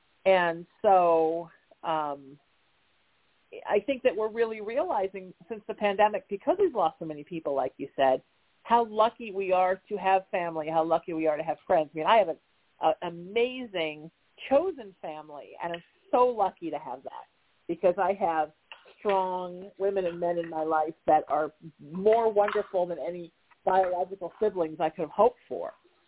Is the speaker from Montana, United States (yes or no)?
no; Connecticut, United States; But, you know, when I'm from Connecticut, if you're from New England, Kentucky's the South.